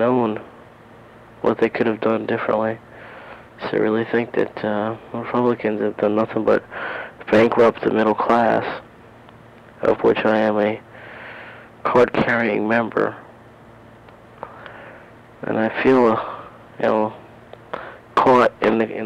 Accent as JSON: {"language": "English", "town": "Lindenhurst", "region": "New York", "country": "United States", "tie": "born or raised there", "also_born_or_lived": "Amityville, New York", "said": "Grew up in Lindenhurst, New York. Went to Lindenhurst High School"}